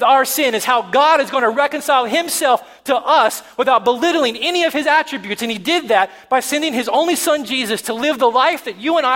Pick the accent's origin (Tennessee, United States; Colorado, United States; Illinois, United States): Tennessee, United States; moved away; I'm from Tennessee